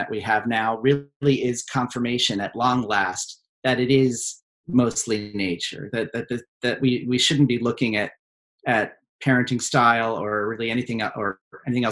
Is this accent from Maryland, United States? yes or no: yes; suburban Maryland, United States; moved away as an adult; now in New York, United States; I grew up in suburban Maryland. We're a Baltimore family, but not the Wire Baltimore, more like Diner Baltimore.